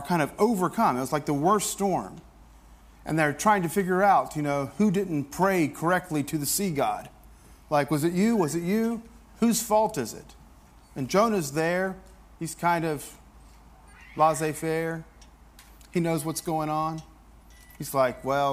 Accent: the South, United States; I grew up in the South

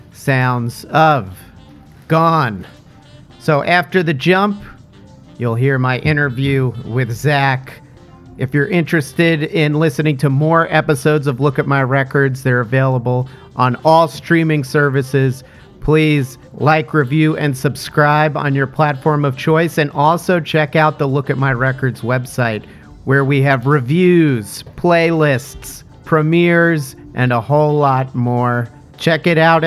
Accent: Montclair, New Jersey, United States; I'm from the Montclair area.

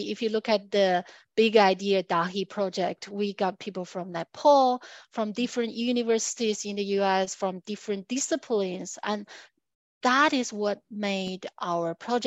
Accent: China; moved away; also born or lived in United States / Australia; I'm from China

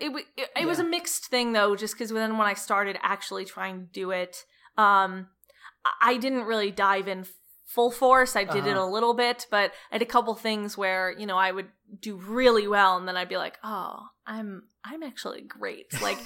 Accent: Cleveland, Ohio, United States; So I'm originally from Cleveland, Ohio.

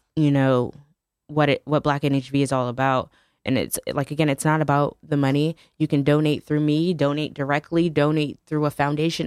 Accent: New Haven, Connecticut, United States; I'm from New Haven.

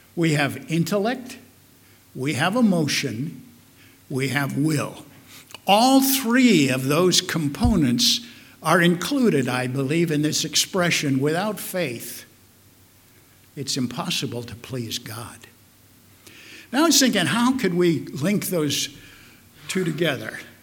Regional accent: Omaha, Nebraska, United States; also born or lived in Carter Lake, Iowa; I grew up in Omaha, Nebraska. Well, actually, as many of you know, Carter Lake, Iowa, which is an integral part of Omaha, Nebraska

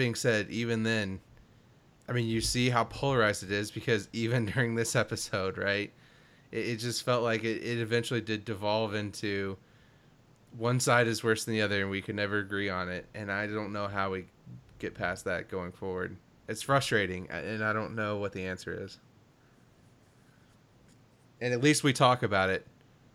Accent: Kentucky, United States; I grew up in Kentucky.

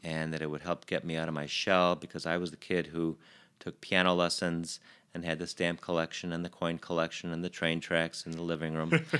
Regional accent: Chicago, Illinois, United States; grew up in East Rogers Park, um, around Albion and Sheridan

